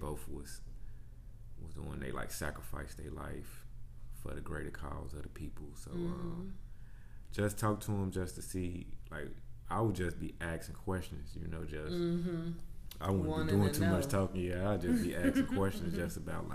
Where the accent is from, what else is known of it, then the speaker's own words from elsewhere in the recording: Chicago, Illinois, United States; moved away as an adult; now in Houston, United States; I'm born and raised in Chicago, on the south side.